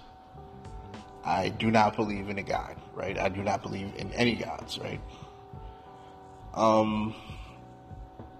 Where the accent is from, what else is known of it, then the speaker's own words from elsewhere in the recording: Newark, New Jersey, United States; growing up in Newark, New Jersey, I was a really devout Baptist Christian